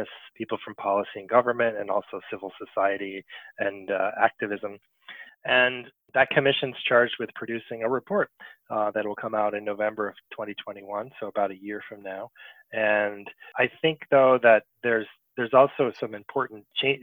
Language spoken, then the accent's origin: English; United States; also born or lived in Paris, France / New York City, United States; I was born and raised here in the United States